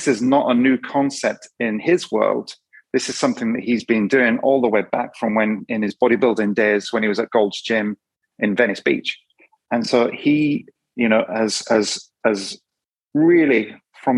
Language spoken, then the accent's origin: English; Yorkshire and the Humber, United Kingdom; I'm from Yorkshire, so rugby league and football and all different things.